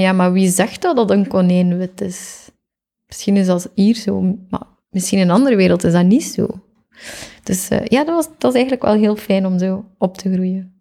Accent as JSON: {"language": "Dutch", "town": "Geraardsbergen", "region": "Flanders", "country": "Belgium", "tie": "born or raised there", "also_born_or_lived": "Zottegem", "moved": "yes", "lives_now": "Antwerp, Belgium", "said": "Ik ben oorspronkelijk van Oppasselt. Niemand kent dat. Dat ligt in Gerardsbergen"}